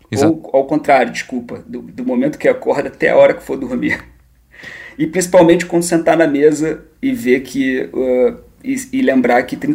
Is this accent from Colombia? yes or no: no; Brazil; moved away as an adult; now in Portugal